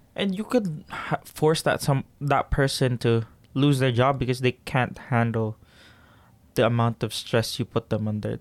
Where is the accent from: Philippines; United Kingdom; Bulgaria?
Philippines; now in Canada; Growing up in the Philippines